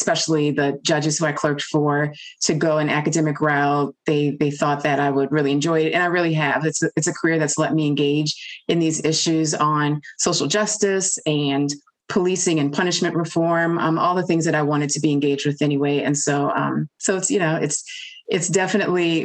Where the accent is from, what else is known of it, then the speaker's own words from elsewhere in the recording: New Orleans, Louisiana, United States; growing up in New Orleans, Louisiana